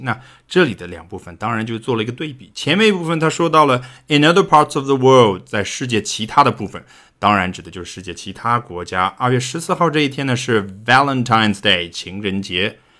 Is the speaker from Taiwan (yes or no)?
no; China; 我们中国人古代看的是农历